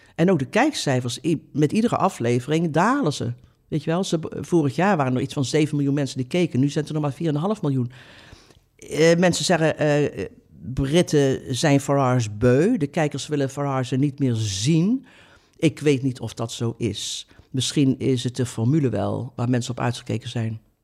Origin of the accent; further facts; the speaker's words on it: Oosterhout, North Brabant, Netherlands; Oosterhout, waar ik vandaan kom